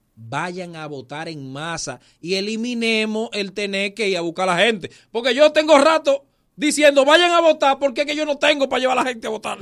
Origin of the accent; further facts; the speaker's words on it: Dominican Republic; tenemos que seguir siendo dominicanos